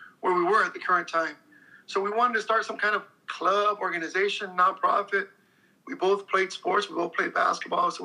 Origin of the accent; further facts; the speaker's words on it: Salinas, California, United States; also born or lived in East Los Angeles, California; We both were raised here in East Salinas. I was born in East